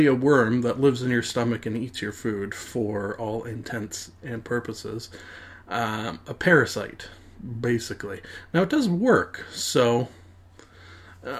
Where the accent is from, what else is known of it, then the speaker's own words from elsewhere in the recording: Canada; me being a Canadian